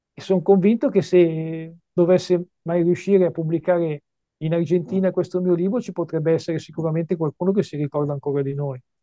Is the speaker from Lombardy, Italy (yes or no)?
yes; Varese, Lombardy, Italy; io vengo da, da Varese, un, una bella cittadina vicina a Milano, ai piedi delle Prealpi